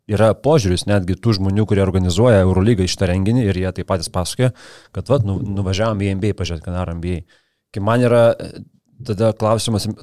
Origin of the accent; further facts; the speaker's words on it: Lithuania; Nu, mes lietuviai, mes labai save spaudžiam, daužom, mušam, bet dėl to stengiamės labiau ir padarom geriau.